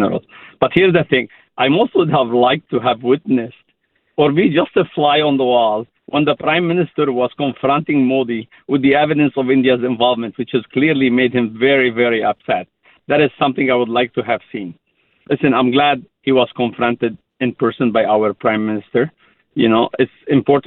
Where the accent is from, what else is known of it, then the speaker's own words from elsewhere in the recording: Lebanon; now in Canada; I immigrated from Lebanon